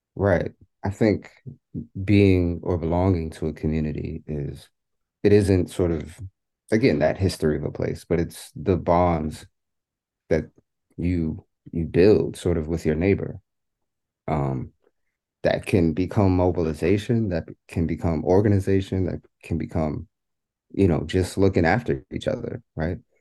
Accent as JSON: {"language": "English", "town": "New York City", "region": "New York", "country": "United States", "tie": "born or raised there", "said": "my experience growing up in New York, um, growing up in public housing"}